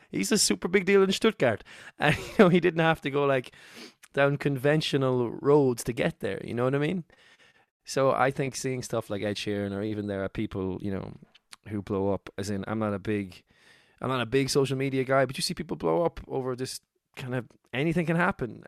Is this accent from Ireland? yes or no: yes; Cork, Munster, Ireland; moved away as an adult; now in Dublin, Ireland; I moved to Dublin from Cork, where I'm from